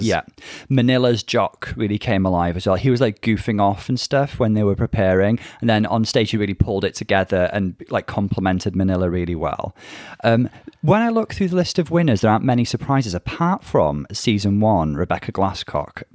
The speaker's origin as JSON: {"language": "English", "country": "United Kingdom", "said": "I originate from the U K. We both reside here."}